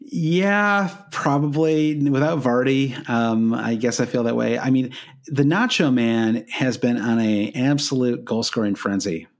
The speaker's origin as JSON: {"language": "English", "country": "United States"}